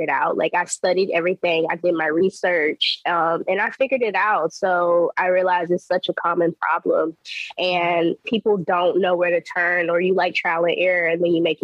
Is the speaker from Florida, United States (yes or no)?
no; North Carolina, United States; moved away as an adult; also born or lived in the DMV; now in DMV area, United States; Born and raised in North Carolina, so a really small-town country girl.